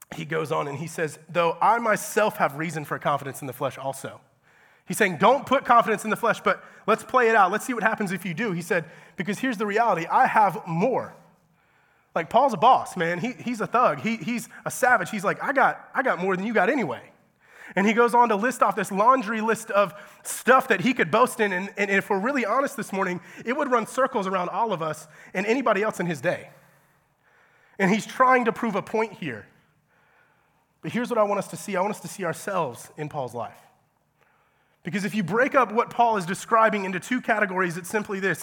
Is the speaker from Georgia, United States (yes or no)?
yes; Georgia, United States; moved away as an adult; I'm from Georgia